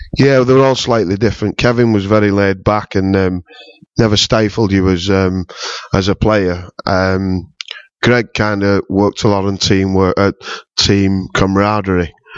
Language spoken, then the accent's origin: English; St Helens, North West England, United Kingdom; my hometown